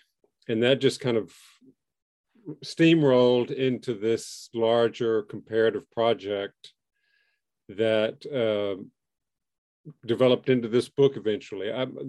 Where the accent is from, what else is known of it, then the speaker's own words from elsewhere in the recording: Southwest, United States; And because I grew up in the Southwest United States, I like spicy food.